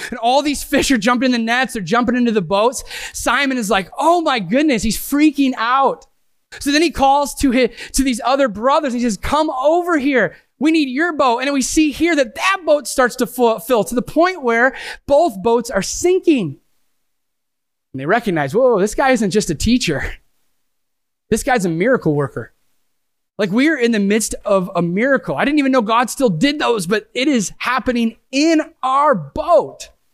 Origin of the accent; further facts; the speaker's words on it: Sandusky, Ohio, United States; I am from Sandusky, Ohio. Yes, I literally live five minutes from Cedar Point